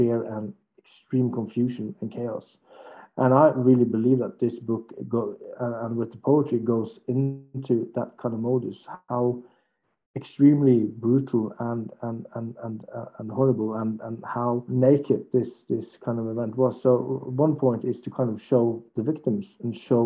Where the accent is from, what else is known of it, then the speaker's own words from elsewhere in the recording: Norway; I grew up in Norway